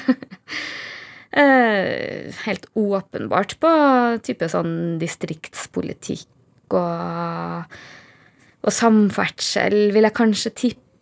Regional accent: Trøndelag, Norway; moved away as an adult; jeg er fra Nord-Trøndelag

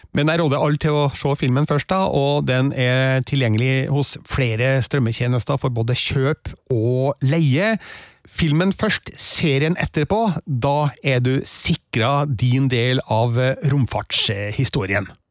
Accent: Stjørdal, Trøndelag, Norway; i Stjørdal, eh, der jeg vokste opp

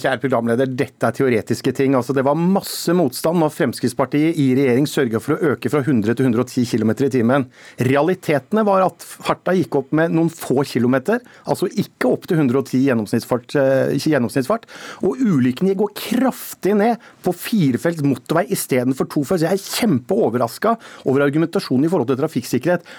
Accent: Telemark, Norway; hjemme i Telemark

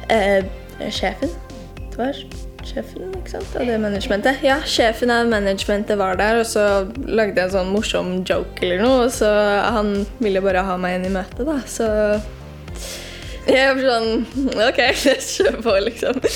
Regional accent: Norway; vi burde liksom kanskje knytte til um, at jeg er fra Norge også

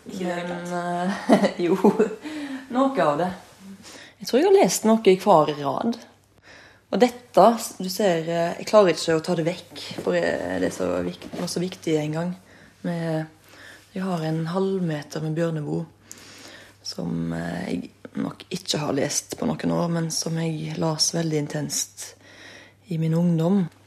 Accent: Ølen, Vestland, Norway; Ølen, der jeg kommer fra.

